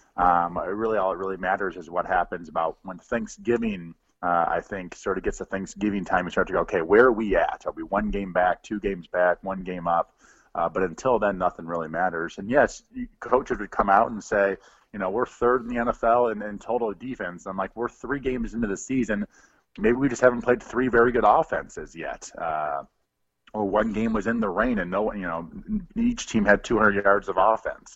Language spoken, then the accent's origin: English; Midwest, United States; I grew up in the Midwest